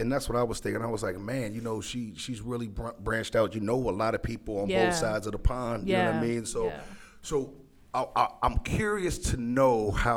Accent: Maryland, United States; I'm from Maryland, right?

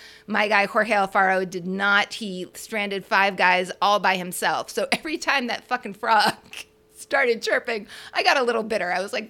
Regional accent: Boston, Massachusetts, United States; I'm from Boston

